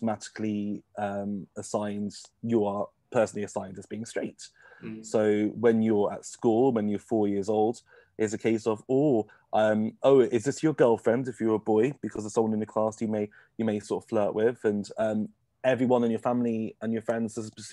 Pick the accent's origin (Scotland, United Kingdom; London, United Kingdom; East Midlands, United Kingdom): East Midlands, United Kingdom; Kettering; we're both from Kettering, Northamptonshire